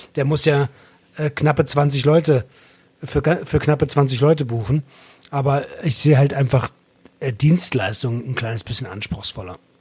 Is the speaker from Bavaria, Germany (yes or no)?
no; Berlin, Germany; Also ich bin Berliner.